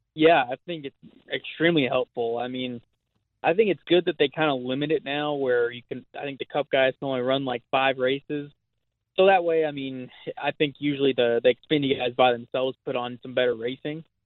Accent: Long Beach, California, United States; I grew up in Southern California

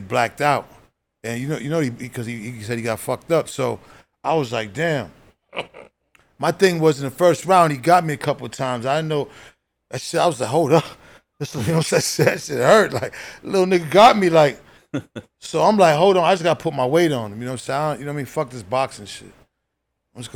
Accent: Boston, Massachusetts, United States; also born or lived in Bronx, New York; I grew up in Boston

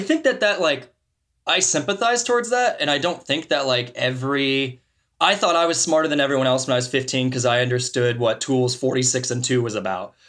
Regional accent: Martinsburg, Missouri, United States; I grew up in Martinsburg, Missouri. It's a town of three hundred and fifty fucking people, right, in the middle of Missouri

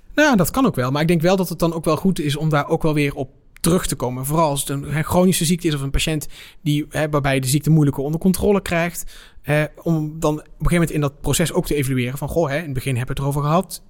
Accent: Netherlands

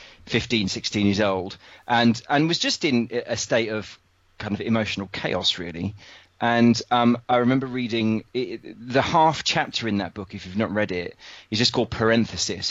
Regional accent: United Kingdom; being British

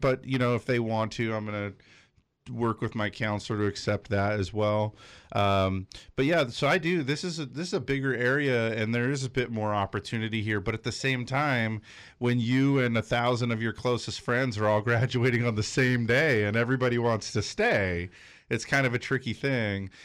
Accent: Big Bear, California, United States; moved away as an adult; now in North County, United States; I grew up in Big Bear

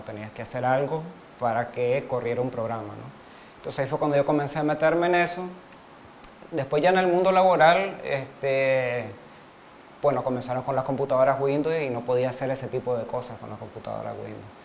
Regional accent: Montevideo, Uruguay; now in Nicaragua; soy uruguayo, nací en Montevideo, pero soy nicaragüense de corazón

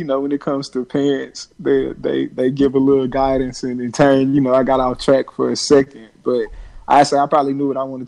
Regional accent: DeRidder, Louisiana, United States; also born or lived in Baton Rouge, Louisiana; I'm from DeRidder, Louisiana, Southwest Louisiana, born and raised in Louisiana, by way of Baton Rouge, for college

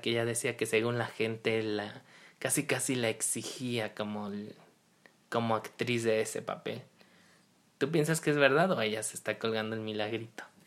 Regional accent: Mexico; nosotros como mexicanos

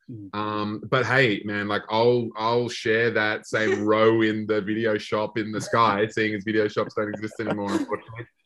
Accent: Australia; we as Australian horror fans, we obviously, you know, kind of always take mental note of those um, those films that kind of break through

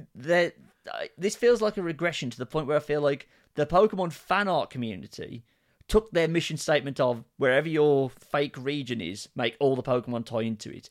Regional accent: United Kingdom; we are British

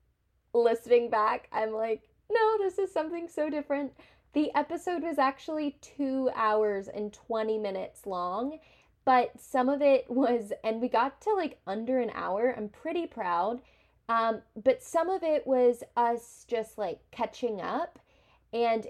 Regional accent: Tennessee, United States; I'm from Tennessee

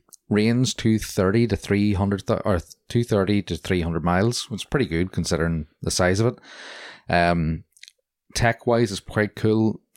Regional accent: Bangor, Northern Ireland, United Kingdom; that North Down, you know, I'm from Bangor culture.

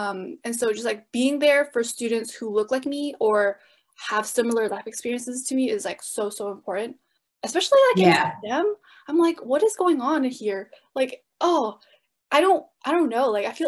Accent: San Jose, California, United States; As a student at Santa Clara, I grew up in San Jose, California, and San Jose has the biggest population of Vietnamese people outside of Vietnam.

